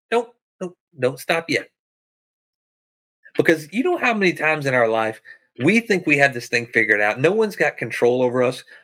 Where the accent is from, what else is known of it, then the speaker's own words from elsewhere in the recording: the South, United States; I'm from the South where you can pump your own gas.